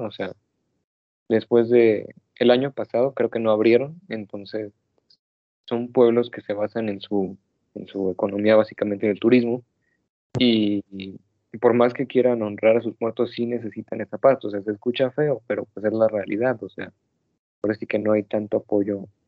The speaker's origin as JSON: {"language": "Spanish", "country": "Mexico"}